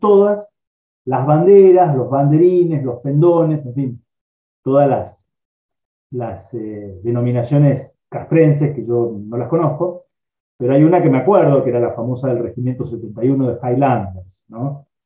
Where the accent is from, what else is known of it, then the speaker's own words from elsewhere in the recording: Rosario, Santa Fe, Argentina; yo soy rosarino